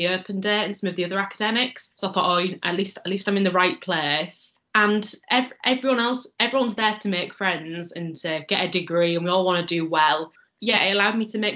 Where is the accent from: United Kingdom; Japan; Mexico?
United Kingdom; Hull, Yorkshire and the Humber; moved away as an adult; now in Leeds, United Kingdom; I'm originally from Hull, which is about an hour away driving or on the train